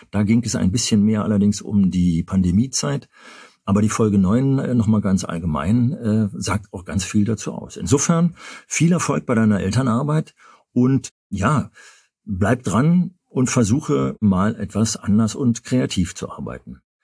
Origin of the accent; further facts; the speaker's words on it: Berlin, Germany; als Berliner